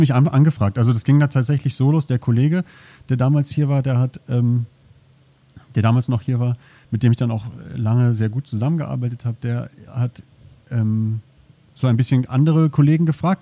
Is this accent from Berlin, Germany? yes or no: yes; Berlin, Germany; moved away as an adult; now in Zürich, Switzerland; ich bin in Berlin aufgewachsen